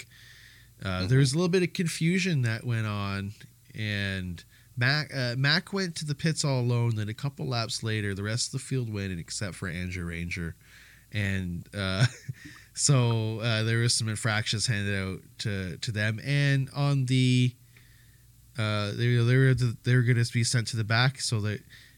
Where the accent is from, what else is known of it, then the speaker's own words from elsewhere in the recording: Canada; As a Canadian